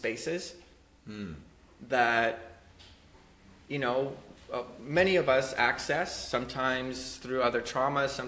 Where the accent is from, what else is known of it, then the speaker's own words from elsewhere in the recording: Poland; I was born in Poland